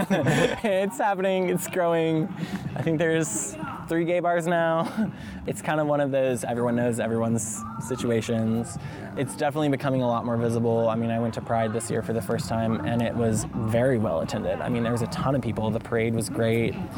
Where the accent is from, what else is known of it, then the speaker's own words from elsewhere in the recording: Alabama, United States; moved away as an adult; I'm from Alabama